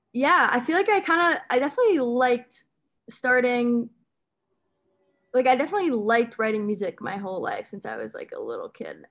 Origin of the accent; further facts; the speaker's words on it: Westport, Connecticut, United States; also born or lived in Pomfret, Connecticut / Amherst, Massachusetts; I grew up in Westport, Connecticut, um, and I went to boarding school in Pomfret, Connecticut